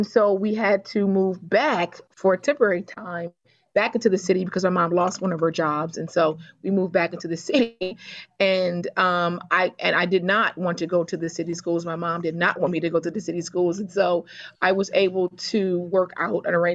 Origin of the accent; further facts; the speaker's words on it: Baltimore, Maryland, United States; I was born and raised in Baltimore, Maryland.